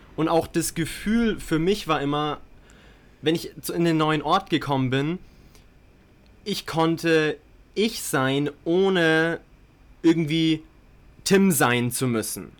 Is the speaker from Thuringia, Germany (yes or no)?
no; Bayreuth, Bavaria, Germany; moved away as an adult; Ich komme aber auch aus Deutschland, habe die ersten 18 Jahre meines Lebens dort gelebt in Bayreuth, einer kleinen Stadt in Bayern